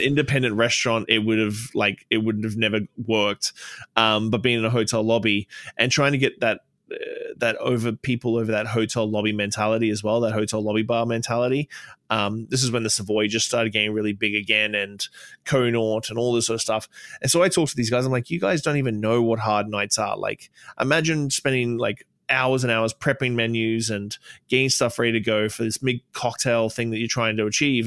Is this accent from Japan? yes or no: no; Australia; moved away as an adult; now in Canada; a transplant from Australia. I've been here 15 years, um, but for some reason my accent won't wane